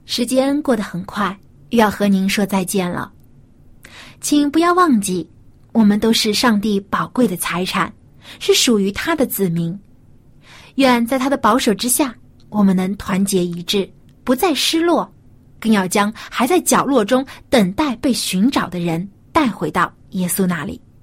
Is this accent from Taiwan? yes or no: no; China; 我们中国人